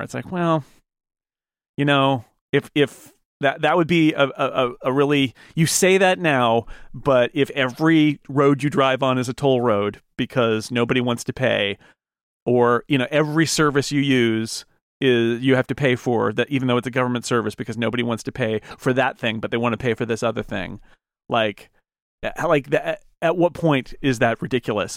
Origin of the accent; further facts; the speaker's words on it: United States; as, as an American